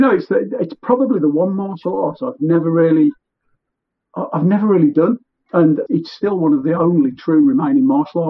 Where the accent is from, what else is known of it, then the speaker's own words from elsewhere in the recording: Warsaw, Masovian Voivodeship, Poland; I was born in Warsaw, simple Warsaw lad.